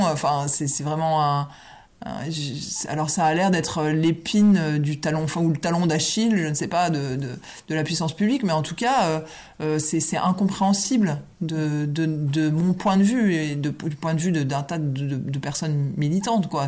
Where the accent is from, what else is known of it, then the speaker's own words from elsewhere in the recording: a village in Champagne, Grand Est, France; je suis l'aîné d'une famille nombreuse euh, qui, euh, voilà, qui a vécu à, la campagne dans un village champenois